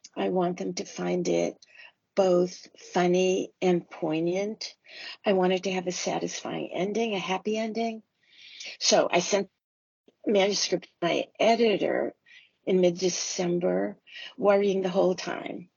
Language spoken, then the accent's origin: English; Lowell, Massachusetts, United States; moved away; also born or lived in Longmeadow, Massachusetts; my hometown library in Lowell, Mass, Pollard Memorial Library